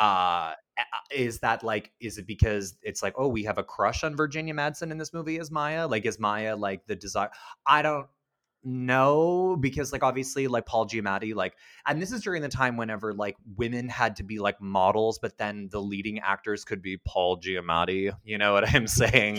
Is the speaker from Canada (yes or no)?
yes; Canada